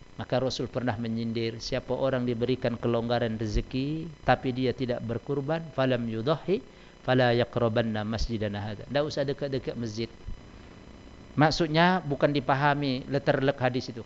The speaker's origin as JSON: {"language": "Indonesian", "town": "Medan", "region": "North Sumatra", "country": "Indonesia", "said": "bahasa kami orang Medan"}